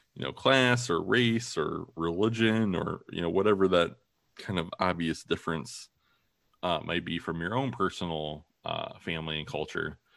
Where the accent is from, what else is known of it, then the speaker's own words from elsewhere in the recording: Toledo, Ohio, United States; also born or lived in Maine / Madison, Wisconsin; my wife and I are both from Toledo, more or less. Uh, you know, I was born in Maine, but I still just tell people I'm from Toledo.